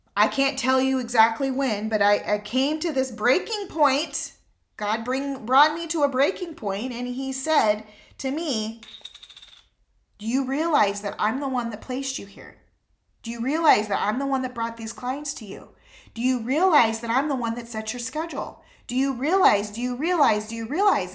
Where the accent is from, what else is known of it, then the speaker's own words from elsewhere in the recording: United States; as an American